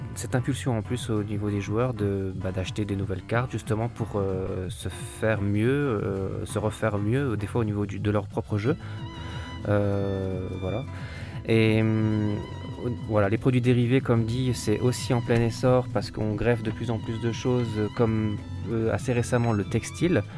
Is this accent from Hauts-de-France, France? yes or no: no; Colmar, Grand Est, France; je suis originaire de Colmar